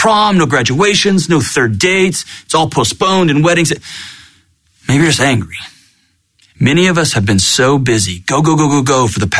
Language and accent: English; Texas, United States; born and raised in Texas